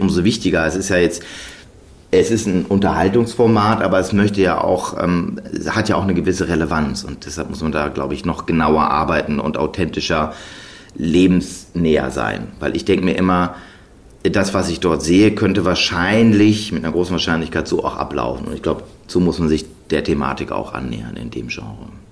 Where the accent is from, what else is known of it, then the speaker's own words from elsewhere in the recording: Germany; wir sind in Deutschland zur Schule gegangen